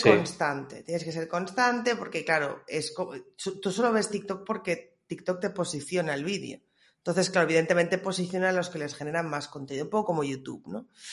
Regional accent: Reus, Catalonia, Spain; Reus, mi tierra patria.

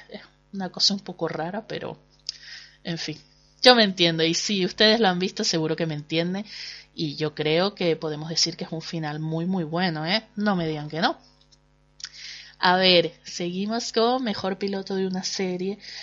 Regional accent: Canary Islands, Spain; accent: Canarian; los canarios no tenemos casi cabida en, en la televisión nacional porque bueno pues supongo que nuestro acento pues es un hándicap

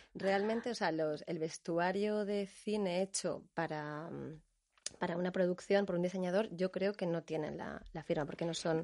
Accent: Canary Islands, Spain; yo que soy canaria

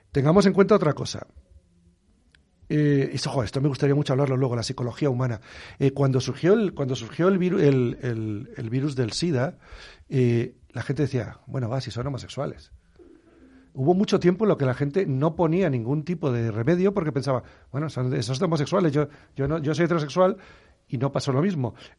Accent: Canary Islands, Spain; moved away; me crié en las Islas Canarias

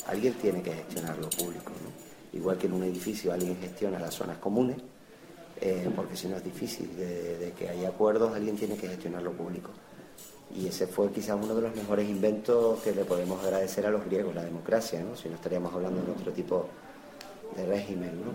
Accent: San Cristóbal de La Laguna, Canary Islands, Spain; nací en la Avenida Trinidad, pero de pequeño estaba en San Roque. Después estuve en el Colegio Laneja

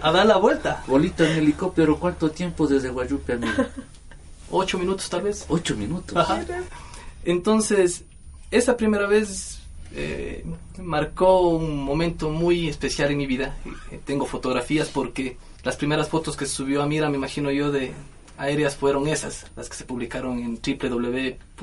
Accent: Mira, Carchi, Ecuador; moved away; este es mi pueblo, yo soy de aquí

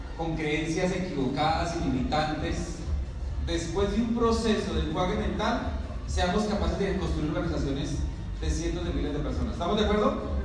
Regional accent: Venezuela; Yo soy de Venezuela

